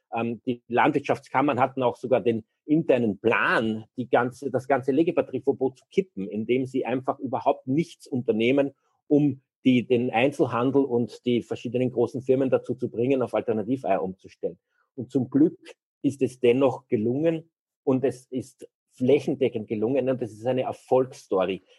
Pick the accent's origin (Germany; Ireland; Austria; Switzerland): Austria; bei uns in Österreich